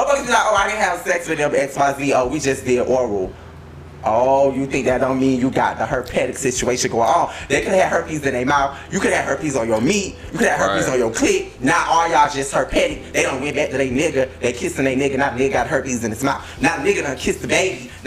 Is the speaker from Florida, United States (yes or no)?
yes; Florida, United States; I'm from Florida